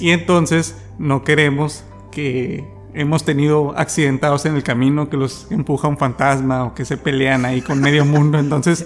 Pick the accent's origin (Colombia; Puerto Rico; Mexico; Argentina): Mexico; northern Mexico; nosotros como buenos norteños